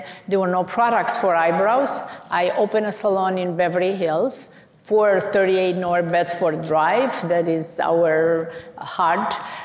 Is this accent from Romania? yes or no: yes; Romania; now in United States; So I emigrated from Romania